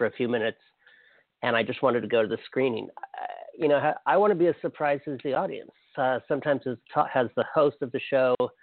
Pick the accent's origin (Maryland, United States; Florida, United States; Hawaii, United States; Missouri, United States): Hawaii, United States; I'm from Hawaii